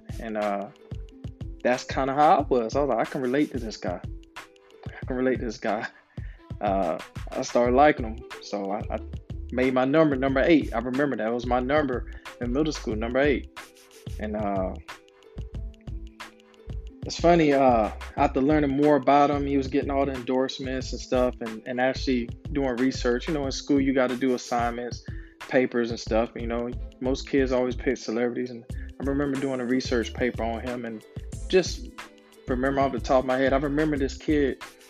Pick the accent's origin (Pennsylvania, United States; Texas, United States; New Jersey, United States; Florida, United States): Florida, United States; moved away; I was like the only Kobe fan back home because I was from Florida.